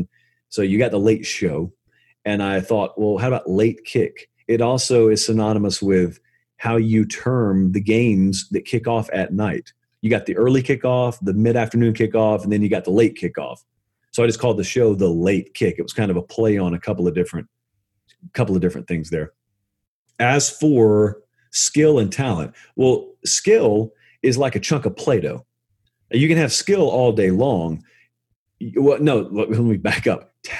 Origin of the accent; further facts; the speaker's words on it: Deep South, United States; trust me, I grew up in the Deep South, so I say